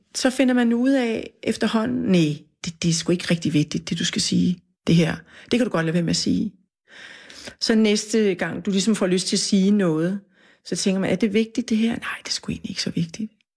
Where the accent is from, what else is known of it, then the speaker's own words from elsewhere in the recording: Funen, Southern Denmark, Denmark; now in Copenhagen, Denmark; jeg er jo fra Fyn